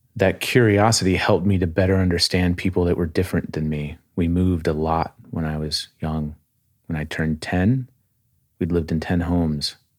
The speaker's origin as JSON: {"language": "English", "area": "outside of Springfield", "region": "Massachusetts", "country": "United States", "tie": "born or raised there", "said": "I was born in Massachusetts outside of Springfield"}